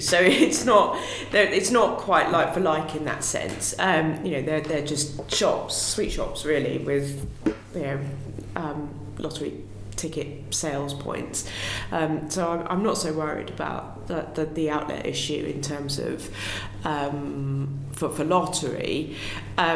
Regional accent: Hythe, South East England, United Kingdom; I grew up in Hythe

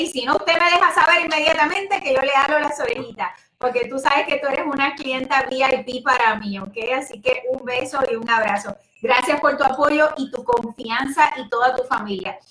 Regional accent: Puerto Rico; moved away; yo soy puertorriqueña y de pura cepa. Lo que pasa es que llevo muchos años acá

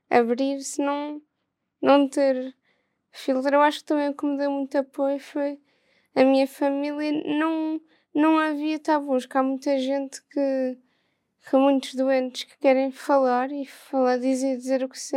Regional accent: Porto, Norte, Portugal; Do Porto.

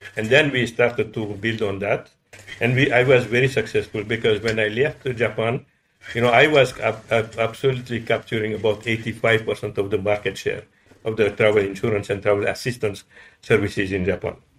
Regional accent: Madagascar; moved away; also born or lived in Paris, France; I was born in Madagascar.

